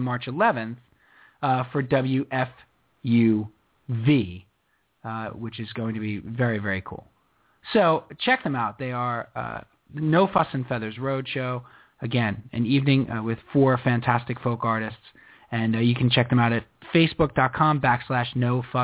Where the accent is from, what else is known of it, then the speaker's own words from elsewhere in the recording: New York City, New York, United States; also born or lived in Sanza, Italy; at the feast that I grew up with on August the 5th in Brooklyn, New York